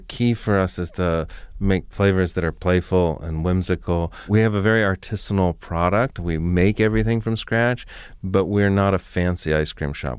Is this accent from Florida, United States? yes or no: yes; South Florida, United States; I grew up in South Florida.